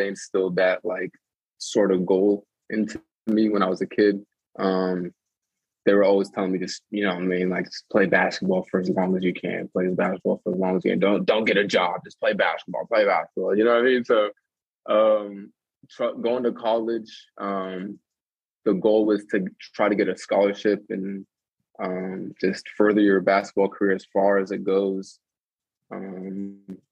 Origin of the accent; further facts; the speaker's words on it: Tucson, Arizona, United States; moved away as an adult; also born or lived in Nebraska / San Diego; now in Alexandria, Egypt; all my buddies that I grew up with in Tucson